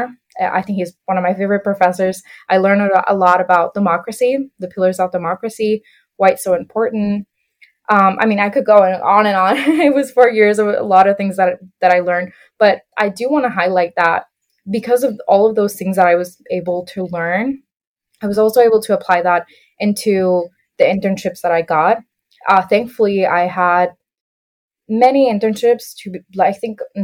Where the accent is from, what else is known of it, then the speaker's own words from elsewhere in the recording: Puerto Rico; moved away as an adult; also born or lived in Iowa, United States; I was born and raised in Puerto Rico for about 18 years